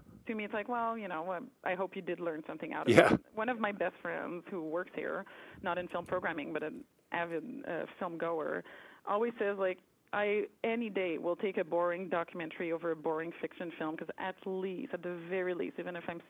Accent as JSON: {"language": "English", "region": "Quebec", "country": "Canada", "said": "I'm from Quebec, and we always saw a lot of movies with subtitles at a young age"}